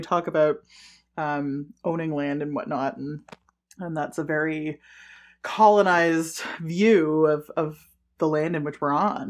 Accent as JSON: {"language": "English", "town": "Ottawa", "region": "Ontario", "country": "Canada", "tie": "born or raised there", "said": "I grew up in Ottawa, right? So I, I grew up around French"}